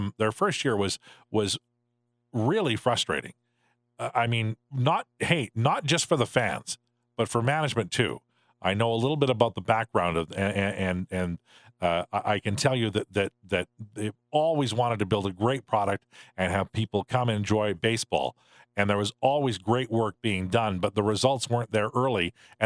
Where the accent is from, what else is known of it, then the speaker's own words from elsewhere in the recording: Saskatchewan, Canada; moved away; I grew up there, I know most of the small towns of Saskatchewan